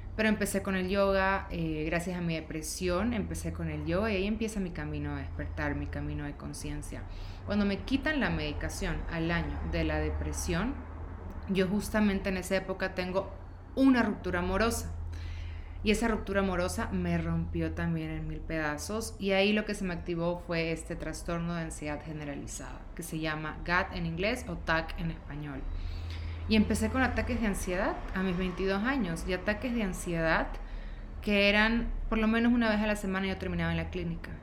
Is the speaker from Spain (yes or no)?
no; Ecuador; moved away as an adult; also born or lived in Guayaquil; now in Mexico City, Mexico; soy de Ecuador